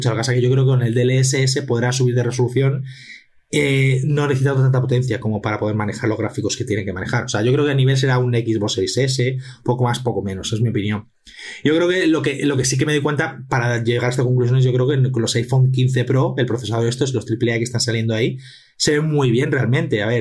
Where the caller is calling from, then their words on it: Alicante, Valencian Community, Spain; de Alicante.